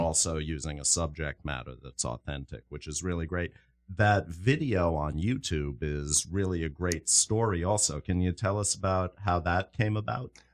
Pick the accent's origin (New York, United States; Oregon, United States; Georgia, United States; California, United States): New York, United States; I'm from New York, so I'm a little more familiar with the New York scene